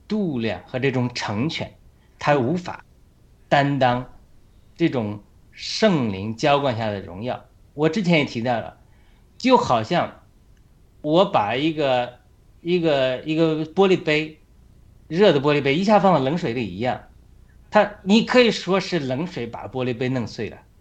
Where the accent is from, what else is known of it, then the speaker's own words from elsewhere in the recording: China; moved away as an adult; now in United States; 我们中国人